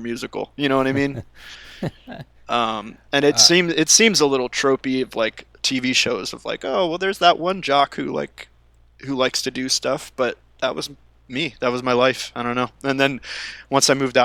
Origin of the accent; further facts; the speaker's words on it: outside Philadelphia, Pennsylvania, United States; moved away as an adult; now in Los Angeles, United States; growing up on the East Coast, or at least for where I was from, like outside of the city, outside of Philly